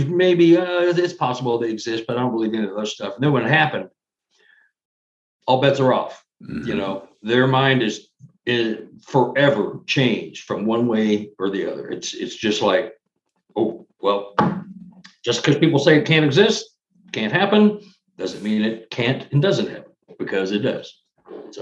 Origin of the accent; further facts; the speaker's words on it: Dallas, Texas, United States; I'm from Dallas, Texas